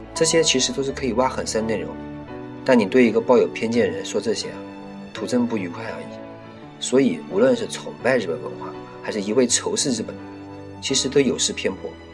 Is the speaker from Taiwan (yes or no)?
no; China; 身为中国人